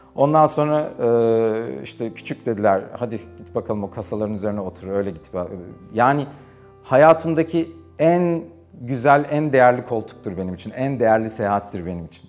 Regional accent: Karacabey, Bursa, Turkey; also born or lived in Germany; ben o yüzden işte 4 yaşında e, Türkiye'ye geldik. E, Türkiye'ye geldikten sonra ilkokula e, Bursa'nın Karacabey ilçesinde başladım.

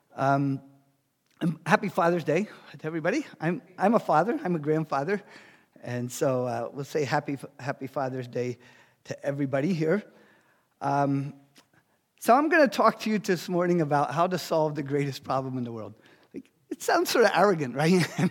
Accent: New York City, New York, United States; So, I grew up in Brooklyn, New York

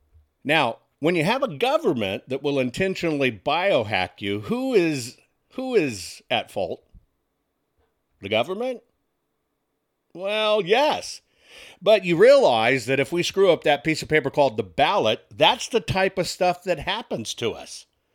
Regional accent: Arkansas, United States; But don't forget I'm from Arkansas. Not only am I from Arkansas, but I've been married.

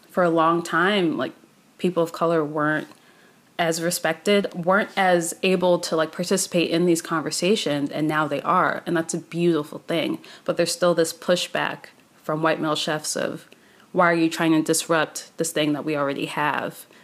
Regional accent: Maryland, United States; I said to him very calmly, I grew up in Maryland.

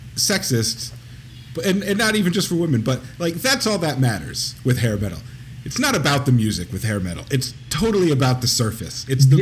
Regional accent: East Coast, United States; I'm an Italian from the East Coast.

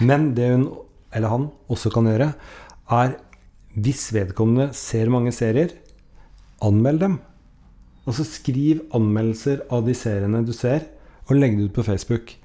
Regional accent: Norway; hun og vi er nordmenn

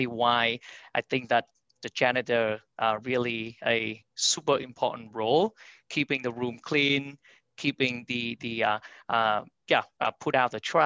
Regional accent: Vietnam; moved away as an adult; now in New York City, United States; I'm born and raised in Vietnam

